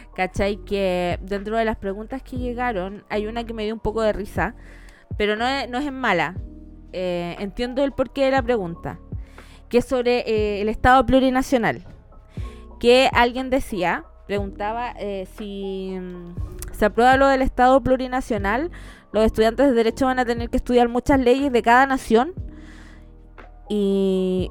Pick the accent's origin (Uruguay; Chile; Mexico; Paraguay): Chile; also born or lived in Argentina; cuando llegué a Chile, si bien mis papás eran chilenos, eh, mi background era argentino